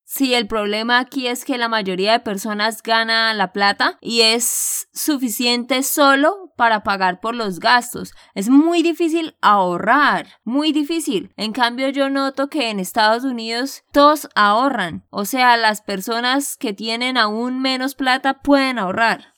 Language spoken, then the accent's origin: Spanish; Santander, Colombia; de Santander, Colombia